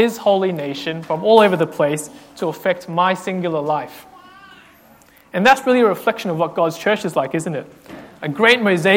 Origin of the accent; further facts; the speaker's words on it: Australia; as an Australian, I feel like I have to own my love for Vegemite because I'm part of Australia